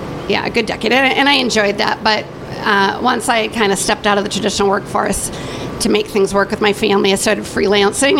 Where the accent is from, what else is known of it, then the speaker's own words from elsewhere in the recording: Duluth, Minnesota, United States; also born or lived in Plymouth, Minnesota; I grew up in Duluth.